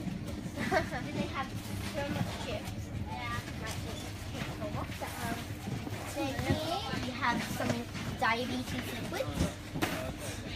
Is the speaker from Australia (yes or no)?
yes; Australia; I am Australian.